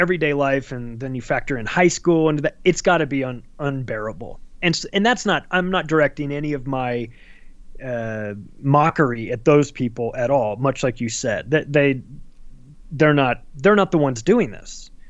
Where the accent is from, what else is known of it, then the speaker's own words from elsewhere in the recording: Palm Springs, California, United States; I'm with you 100% because I grew up in Palm Springs, California, huge gay community.